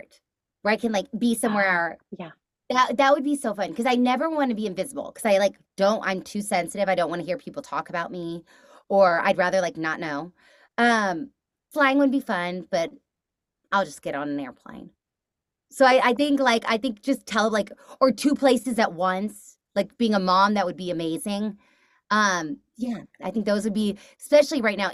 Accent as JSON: {"language": "English", "region": "Texas", "country": "United States", "moved": "yes", "said": "I'm from Texas originally"}